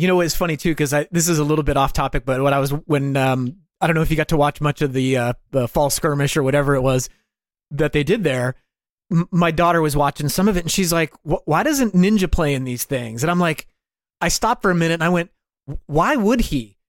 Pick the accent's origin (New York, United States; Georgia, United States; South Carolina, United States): New York, United States; every dude I grew up with in New York